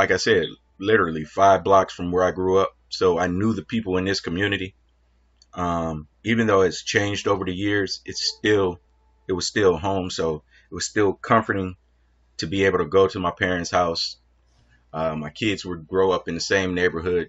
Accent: Detroit, Michigan, United States; born and raised Detroit, Michigan

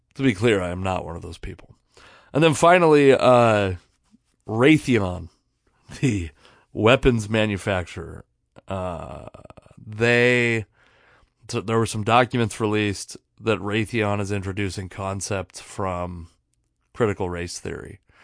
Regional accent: Puyallup tribal land, Washington, United States; I grew up on the Puyallup Indian tribe. Um, there's a lot of, of tribal land in my area.

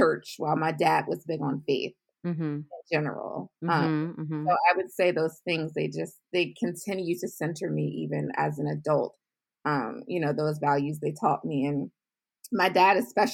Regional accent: Baltimore County, Maryland, United States; also born or lived in Washington, D.C.; But I was raised in the suburbs of Maryland, Baltimore County, to be exact

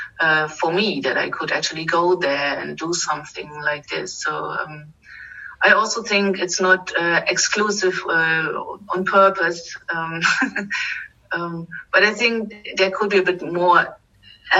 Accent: eastern Germany, Germany; now in Berlin, Germany; I grew up in Eastern Germany behind Iron Curtain.

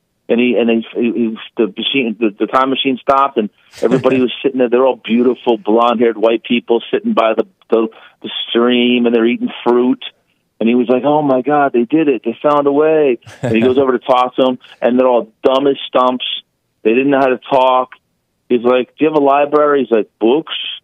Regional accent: New York City, New York, United States; moved away as an adult; also born or lived in Manhattan; now in the South, United States; I'm a Guinea from the Bronx

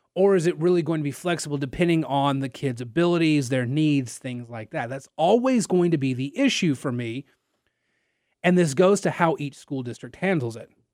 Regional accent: Nacogdoches, Texas, United States; now in Lafayette, United States; I'm from Nacogdoches and not from down here

